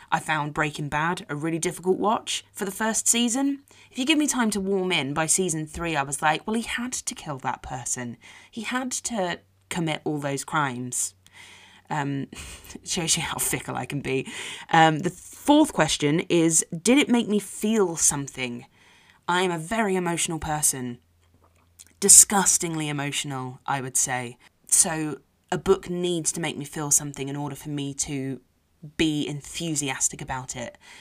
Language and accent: English; London, United Kingdom; from South Harrow